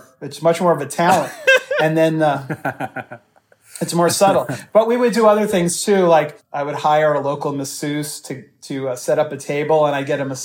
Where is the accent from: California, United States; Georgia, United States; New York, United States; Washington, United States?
New York, United States; New York City; I was growing up in New York City